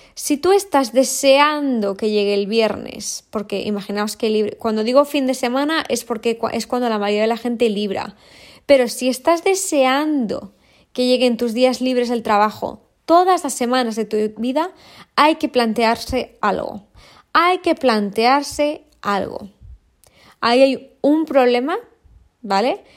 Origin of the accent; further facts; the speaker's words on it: Valladolid, Castile and León, Spain; moved away; vivo en, entre mar y montaña pero vengo de Valladolid